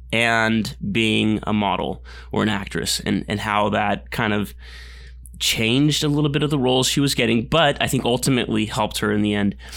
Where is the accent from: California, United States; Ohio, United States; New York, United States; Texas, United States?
California, United States; Glendora; I'm in Glendora. I'm from Glendora